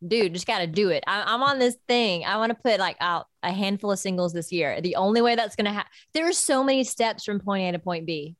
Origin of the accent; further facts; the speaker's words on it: Georgia, United States; moved away as an adult; now in Nashville, United States; back in Georgia, like my hometown